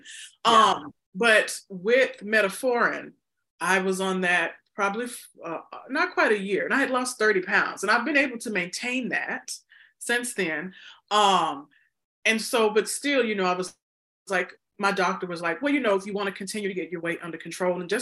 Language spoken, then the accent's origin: English; the South, United States; I'm from the South